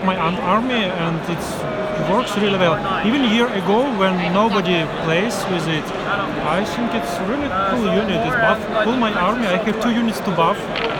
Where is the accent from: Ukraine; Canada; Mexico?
Ukraine; I am from Ukraine.